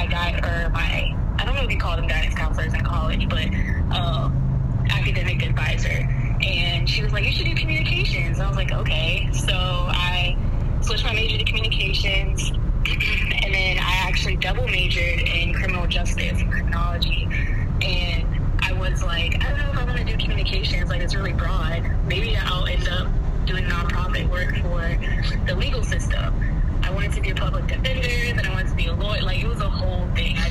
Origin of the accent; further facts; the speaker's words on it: Woodbridge, Virginia, United States; I grew up in Woodbridge, Virginia